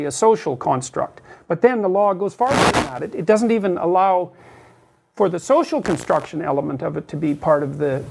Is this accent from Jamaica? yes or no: no; Northern Alberta, Canada; now in Toronto, Canada; I am from Northern Alberta